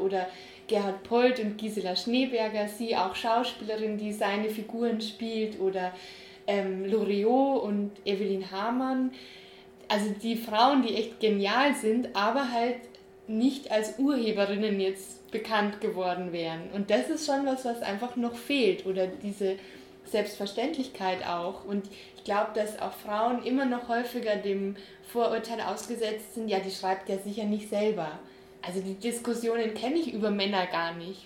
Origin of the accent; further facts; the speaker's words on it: Bavaria, Germany; wir sind ja beide in Bayern aufgewachsen